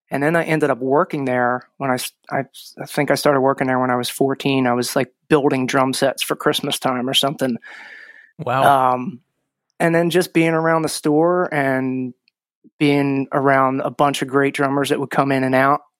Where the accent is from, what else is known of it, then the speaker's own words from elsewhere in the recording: Croydon, Pennsylvania, United States; Uh, New Croydon, like right across from the creek.